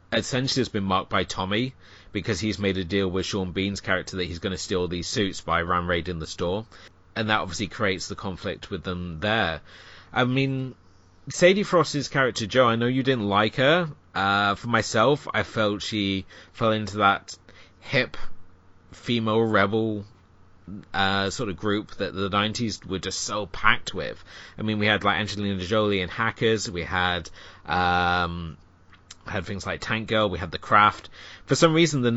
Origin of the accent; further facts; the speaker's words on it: United Kingdom; being a Brit